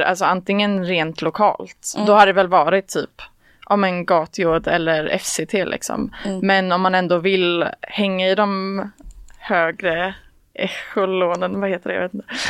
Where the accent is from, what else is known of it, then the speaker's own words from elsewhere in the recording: a community outside Trollhättan, Västra Götaland, Sweden; Jag kommer från eh, ett eh, samhälle utanför Trollhättan. Jag hoppas inte att det hörs att jag är från Slätta.